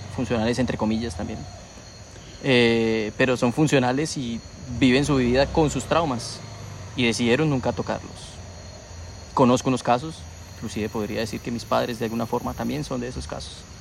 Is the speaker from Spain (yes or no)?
no; Colombia; nosotros tenemos aquí en Colombia